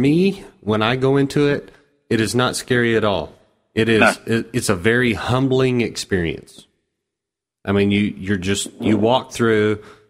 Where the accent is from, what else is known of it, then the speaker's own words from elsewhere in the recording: Texas, United States; also born or lived in Austin; being a Texan myself